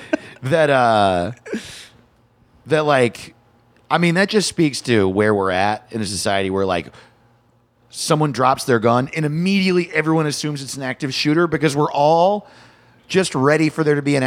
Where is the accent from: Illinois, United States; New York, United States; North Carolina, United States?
New York, United States; small town near Middletown; moved away; I grew up in a very small town removed from city life completely, and so we had to drive half an hour, like five towns away, to go to the nearest mall